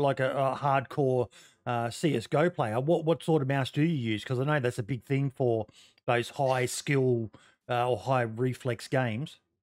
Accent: Australia; being an Aussie

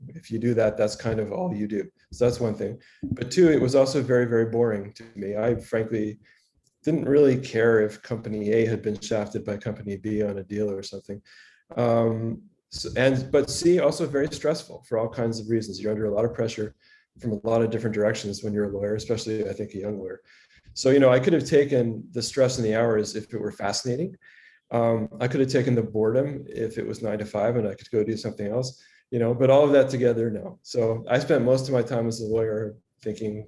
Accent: Edmonton, Alberta, Canada; moved away as an adult; also born or lived in Rochester, New York / Toronto; now in New York City, United States; I grew up in Edmonton, Alberta in Western Canada.

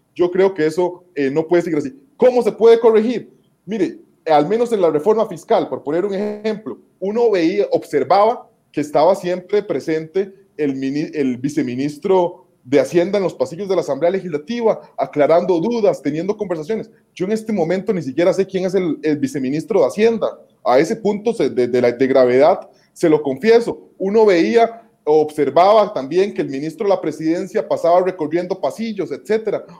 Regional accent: Costa Rica; nosotros como costarricenses

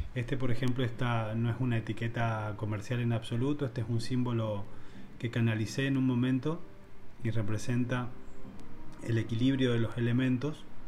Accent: San Juan, Argentina; la palabra cumpa en mi, en mi adolescencia en San Juan era como bastante despectivo

